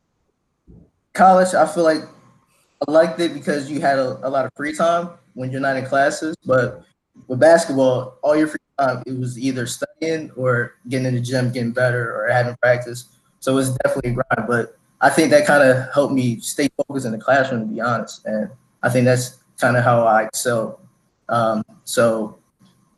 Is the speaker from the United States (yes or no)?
yes; Wilmington, Delaware, United States; Came out of Wilmington, Delaware too, just like Mike. Went to Concord High School.